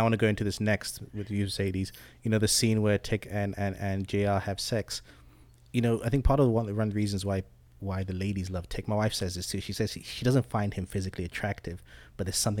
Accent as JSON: {"language": "English", "region": "England", "country": "United Kingdom", "tie": "born or raised there", "also_born_or_lived": "Zambia", "moved": "yes", "lives_now": "United States", "said": "I was born in Zambia in Southern Africa, moved to England when I was younger and came to America."}